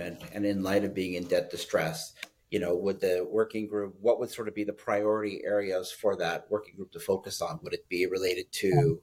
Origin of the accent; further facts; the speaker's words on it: Canada; as a Canadian